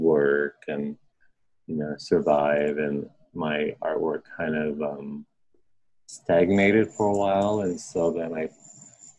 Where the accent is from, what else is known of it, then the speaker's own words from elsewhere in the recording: Pine Ridge Indian Reservation, South Dakota, United States; moved away as an adult; also born or lived in East Coast; now in Rapid City, United States; I'm Oglala Lakota. I was born on the Pine Ridge Indian Reservation